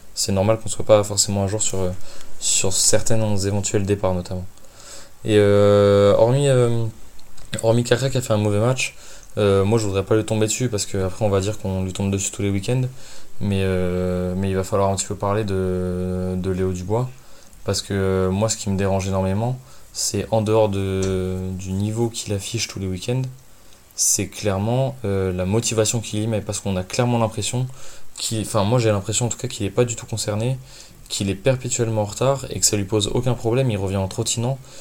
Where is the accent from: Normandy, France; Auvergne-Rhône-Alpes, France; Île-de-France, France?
Auvergne-Rhône-Alpes, France; Lyon; en tant que lyonnais j'ai un peu baigné dedans forcément par la culture de la ville